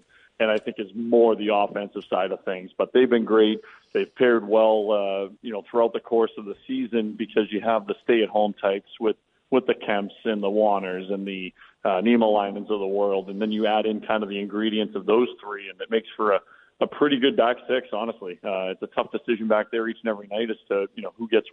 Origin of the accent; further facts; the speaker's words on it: Boston, Massachusetts, United States; moved away; I grew up in South Boston